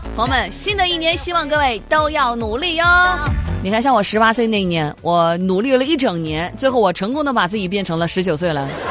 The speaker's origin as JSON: {"language": "Chinese", "town": "Guilin", "region": "Guangxi", "country": "China", "tie": "born or raised there", "moved": "yes", "lives_now": "Zhanjiang, China", "said": "我爸妈就一直待在我们老家桂林"}